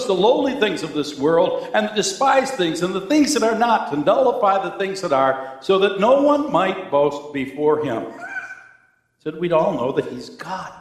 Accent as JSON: {"language": "English", "town": "Cheektowaga", "region": "New York", "country": "United States", "tie": "born or raised there", "said": "I'm a kid from Cheektowaga"}